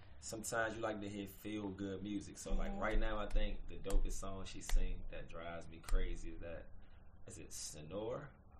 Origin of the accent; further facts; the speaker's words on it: Virginia, United States; we're from Virginia.